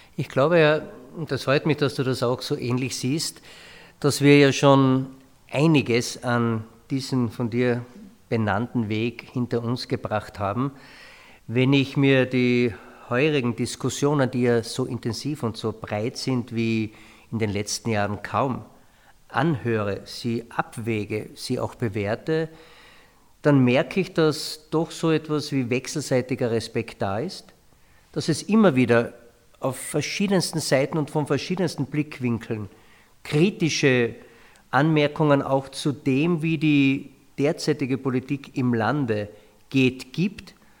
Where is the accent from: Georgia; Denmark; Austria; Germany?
Austria; Carinthia; bei uns in Kärnten